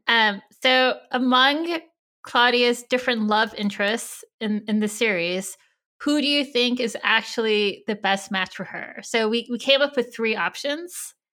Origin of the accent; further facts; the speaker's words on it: California, United States; I'm Japanese American, and I grew up in California